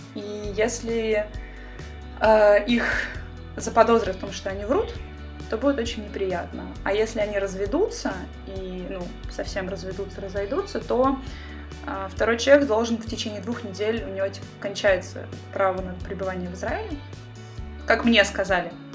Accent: Russia; moved away as an adult; also born or lived in Saint Petersburg, Russia; now in Israel; я из России, я программист, жила в Петербурге

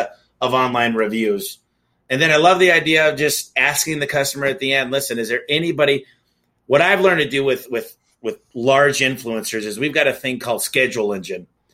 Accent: Michigan, United States; now in Phoenix, United States; I'm from Michigan.

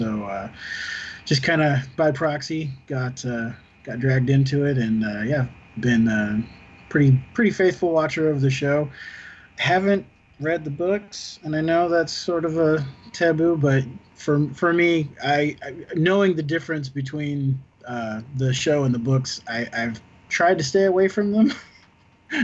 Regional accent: San Diego, California, United States; Born and raised in San Diego. I've been here pretty much my whole life with a couple years of exception.

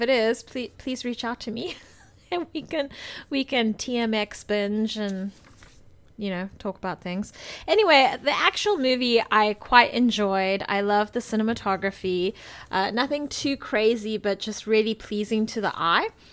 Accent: South Africa; moved away; I grew up in South Africa

